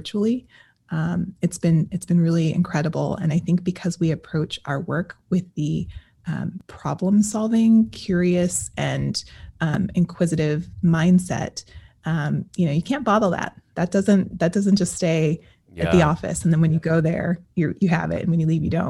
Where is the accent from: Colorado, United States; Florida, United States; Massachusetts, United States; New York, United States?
Colorado, United States; I am from Colorado